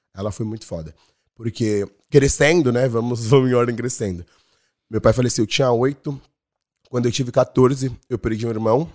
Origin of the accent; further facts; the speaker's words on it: São Paulo, Brazil; moved away as an adult; now in Ireland; Eu sou do Capão Redondo